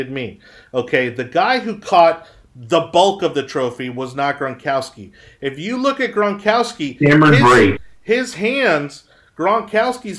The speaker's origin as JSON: {"language": "English", "town": "Miami", "region": "Florida", "country": "United States", "tie": "born or raised there", "lives_now": "Tampa, United States", "said": "born and raised in Miami"}